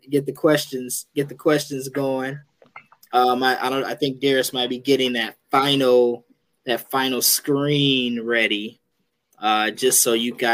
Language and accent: English; New Jersey, United States; born and raised in New Jersey.